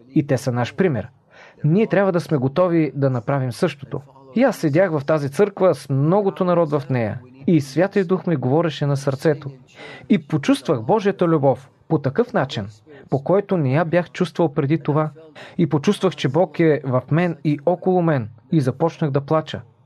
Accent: Mosul, Nineveh, Iraq; now in United States; Аз съм роден в Ниневия, в Ирак. Това е в северната част на Ирак.

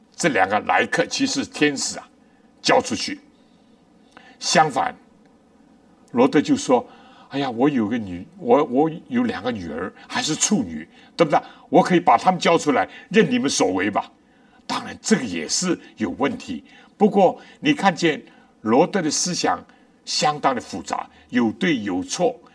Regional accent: China; 我们中国人

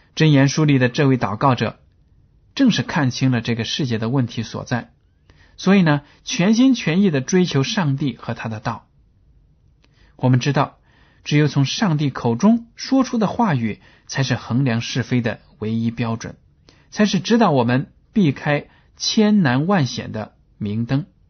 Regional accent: China; 我们中国人呢，对“关系”这两个字是非常地有心得的

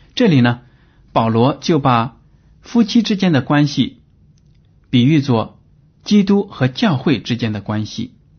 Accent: China; 我们中国人

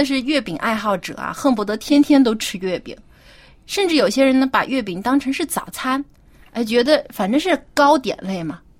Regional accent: Jiangsu, China; 我老家是在江苏嘛，就是是中国南方。

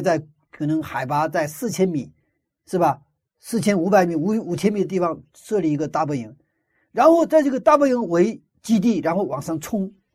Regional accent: China; moved away; 我小的时候生活在一个没有火车的一个，一个乡村里， 那个一个村子里生活的都是从朝鲜半岛移民过来的朝鲜族

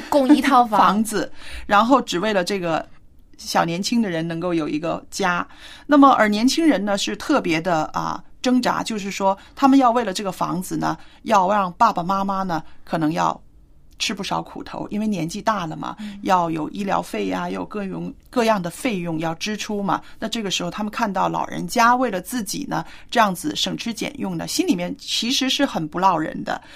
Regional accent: China; 我们中国人

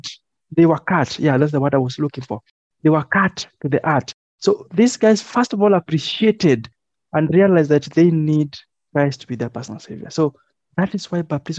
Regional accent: Kenya; I am a Kenyan

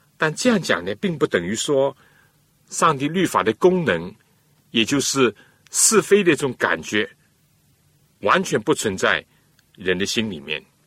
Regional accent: China; 我们中国人

